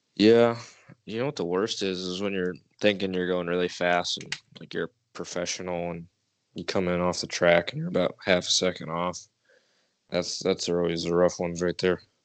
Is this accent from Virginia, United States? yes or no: no; New York, United States; moved away; I'm straight out of New York